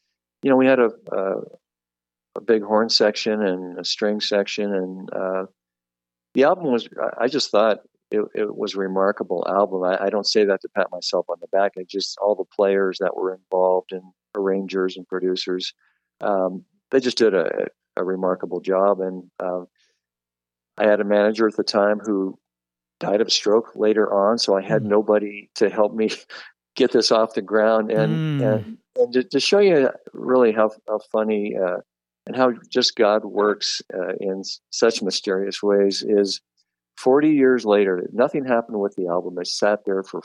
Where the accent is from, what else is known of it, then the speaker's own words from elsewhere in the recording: Reno, Nevada, United States; also born or lived in Seattle, Washington; I'm in Reno, born and raised in Reno. I lived in Seattle for 14 years